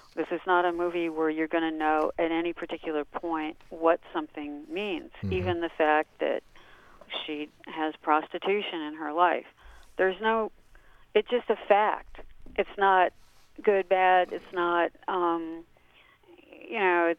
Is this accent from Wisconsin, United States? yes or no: yes; Wisconsin, United States; I'm from Wisconsin